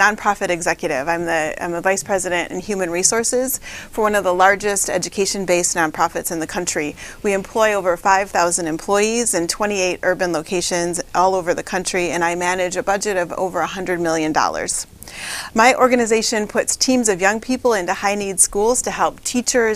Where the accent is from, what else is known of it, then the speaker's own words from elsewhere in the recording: Michigan, United States; also born or lived in Flint, Michigan; raised right here in mid-Michigan, just like five generations of my family